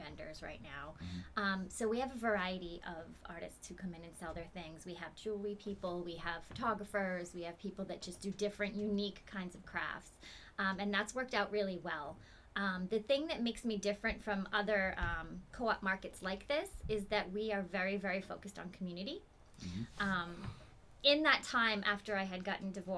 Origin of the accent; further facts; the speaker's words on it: Massachusetts, United States; moved away as an adult; now in New Hampshire, United States; I've actually been a resident of New Hampshire for, oh my goodness, almost 20 years now. I grew up in Massachusetts